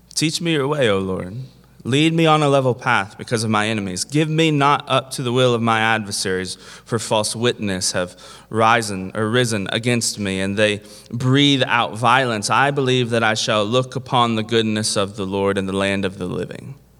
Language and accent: English; Kentucky, United States; I'm from Kentucky